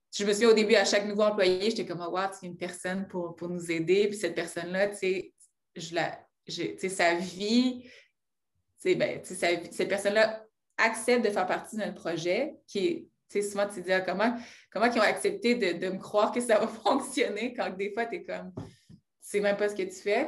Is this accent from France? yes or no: no; Rouyn-Noranda, Quebec, Canada; je viens de Rwanda, j'aime le mentionner parce que c'est une petite ville en Abitibi que les gens oublient